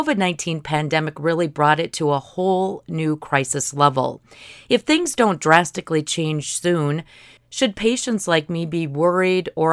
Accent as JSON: {"language": "English", "town": "Montevideo", "region": "Minnesota", "country": "United States", "tie": "born or raised there", "said": "Growing up in Montevideo"}